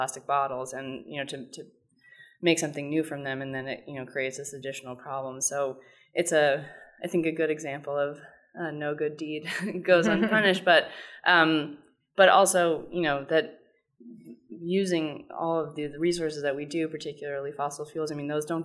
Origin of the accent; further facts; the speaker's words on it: New York City, New York, United States; I grew up in New York